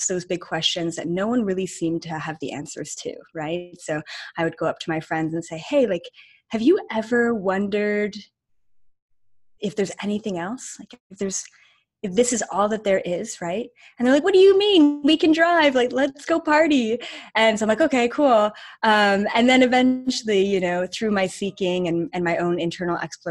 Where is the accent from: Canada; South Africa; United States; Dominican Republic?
Canada; we're both Canadian and literally from like 20 minutes away from each other in Canada, like not even a different province